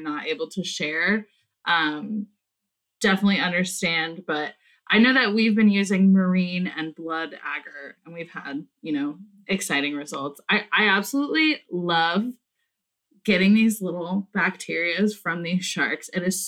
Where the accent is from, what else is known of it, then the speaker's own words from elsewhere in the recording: California, United States; moved away; growing up in California